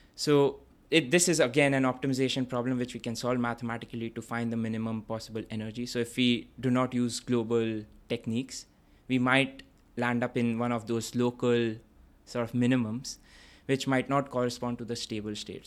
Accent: Kolkata, West Bengal, India; moved away as an adult; also born or lived in Vellore, Tamil Nadu, India; now in London, United Kingdom; I grew up in this city called Kolkata, which formerly used to be called Calcutta.

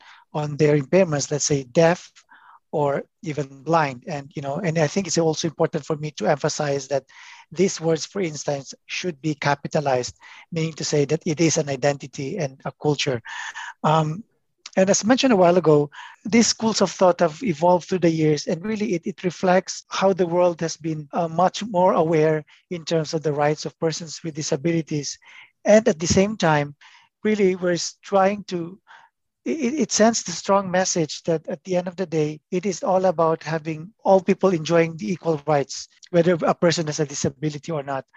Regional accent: Philippines; now in Toronto, Canada; born and raised in the Philippines

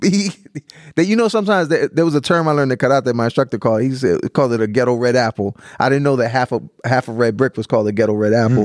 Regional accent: Canton, United States; moved away; also born or lived in Philadelphia; I grew up in Canton

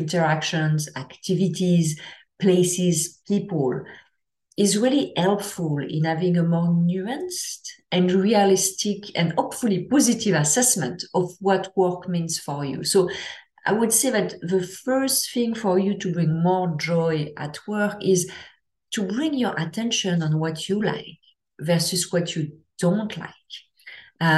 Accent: France; I'm from France

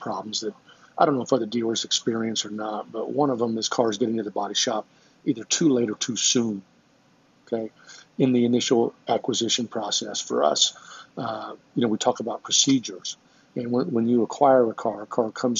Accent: Lafayette, Indiana, United States; went back to Lafayette, my hometown, and opened up my own independent stores

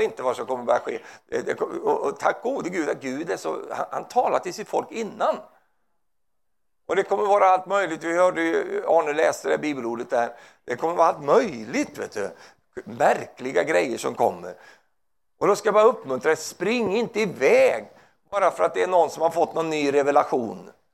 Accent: Sweden; Jag är svensk

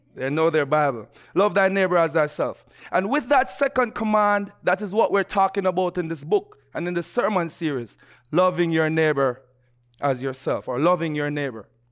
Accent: Jamaica; moved away; growing up in Jamaica

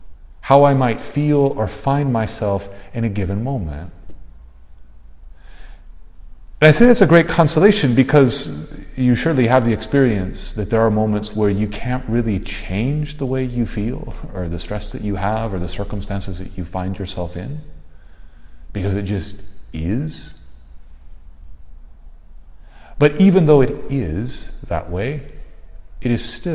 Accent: South Texas, United States; I grew up in South Texas

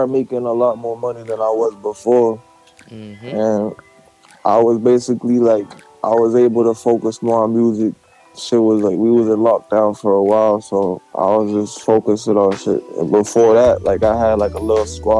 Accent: Massachusetts, United States; I'm from Mass

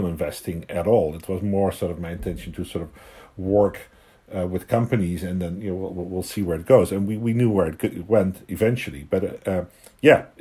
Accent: Netherlands; moved away as an adult; also born or lived in London / Hong Kong; now in Vancouver, Canada; I was born and raised in the Netherlands

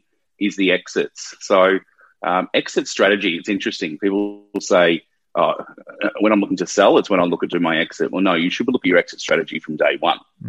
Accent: Melbourne, Victoria, Australia; moved away as an adult; now in Sydney, Australia; I'm from Melbourne originally, been in Sydney for just over 10 years

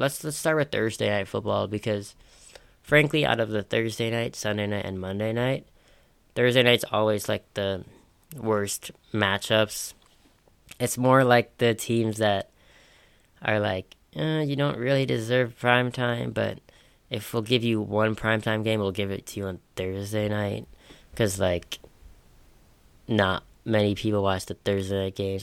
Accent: Minnesota, United States; I'm from Minnesota, and that's the state of hockey.

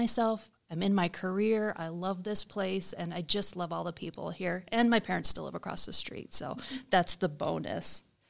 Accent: Cordova, United States; So I grew up in Cordova. I grew up across the street from the library, so that was my happy place all growing up.

